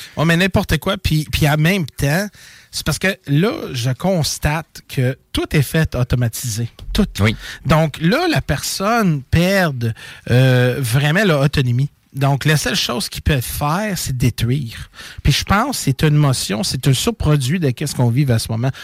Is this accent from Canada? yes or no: yes; Montreal, Quebec, Canada; je viens de Montréal